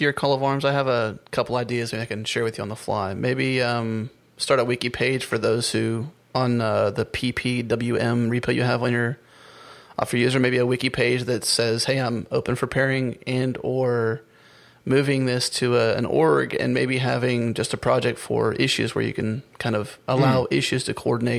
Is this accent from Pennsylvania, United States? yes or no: yes; Pittsburgh, Pennsylvania, United States; originally born and raised in the Pittsburgh area.